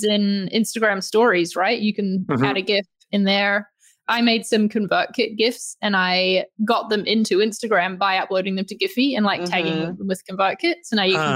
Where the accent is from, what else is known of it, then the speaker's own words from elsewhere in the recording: New Zealand; moved away as an adult; also born or lived in London; I come from New Zealand